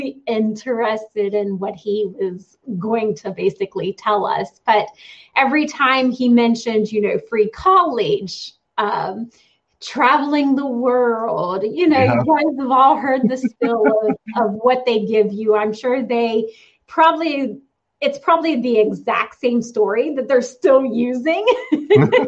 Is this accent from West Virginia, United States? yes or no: yes; West Virginia, United States; I grew up here in West Virginia, kind of a country person.